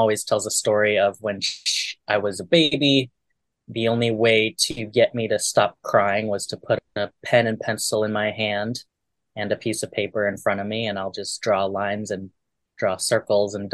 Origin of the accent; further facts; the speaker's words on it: Bay Area, California, United States; moved away; This was in California, in the Bay Area. I want to say a district in San Leandro, Oakland area.